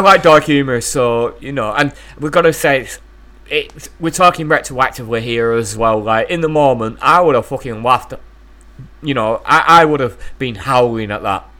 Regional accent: East Lancashire, North West England, United Kingdom; I, I am a guy from East Lancashire, the north of England.

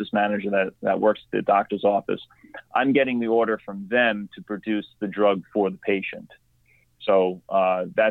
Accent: New York, United States; I'm from New York. I'm on Long Island

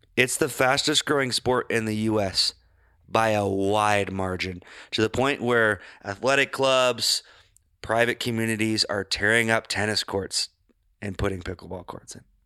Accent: Glenwood, United States; my hometown

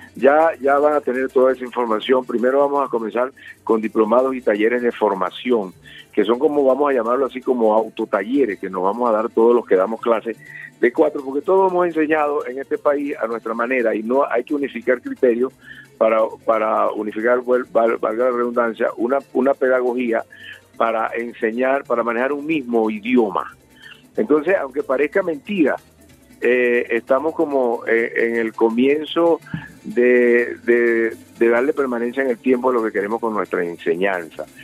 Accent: Venezuela; lo que nos identifica como venezolanos

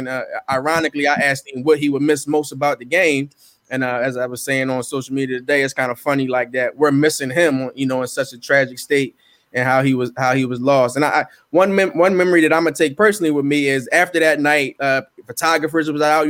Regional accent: Philadelphia, Pennsylvania, United States; coming up and growing up in Philly

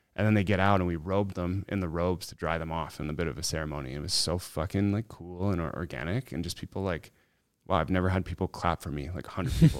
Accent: Canada; this Canadian kid

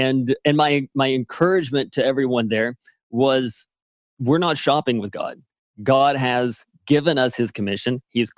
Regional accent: Arkansas, United States; Yeah, so quickly, I guess I grew up in Arkansas. So I'm a Southern boy.

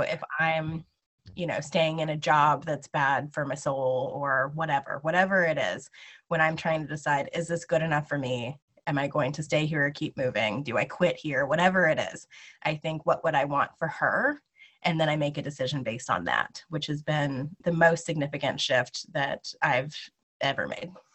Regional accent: Lawrence, Kansas, United States; I'm from Lawrence, Kansas.

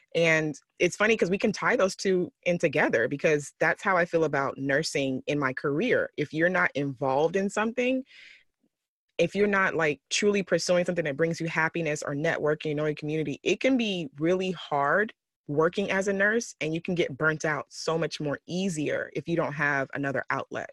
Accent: Texas, United States; moved away as an adult; now in California, United States; I'm from Texas. So living out here in California these last uh, year or two

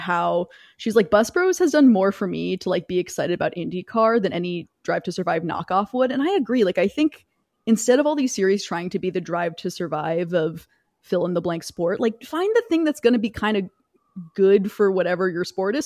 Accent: the American South, United States; I grew up in the American South

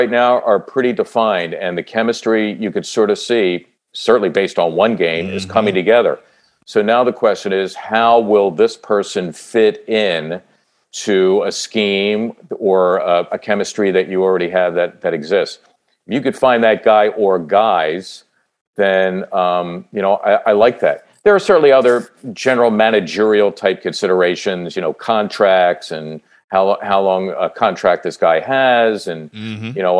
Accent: Philadelphia, Pennsylvania, United States; as a kid growing up in Northeast Philly

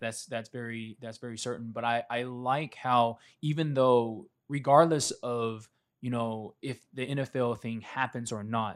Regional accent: Statesboro, Georgia, United States; I grew up in Statesboro

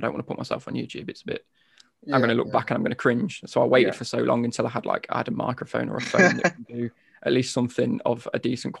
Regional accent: between Nottingham and Derby, East Midlands, United Kingdom; I'm from the East Midlands. I'm from literally smack bang in between sort of Nottingham and Derby.

